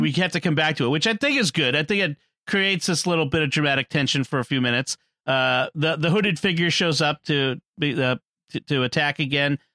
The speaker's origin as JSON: {"language": "English", "town": "Boston", "region": "Massachusetts", "country": "United States", "said": "I'm from Boston"}